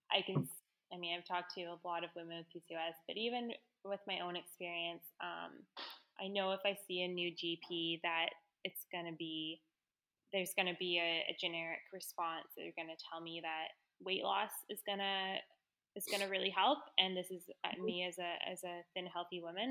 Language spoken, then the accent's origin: English; Victoria, British Columbia, Canada; I grew up in Victoria.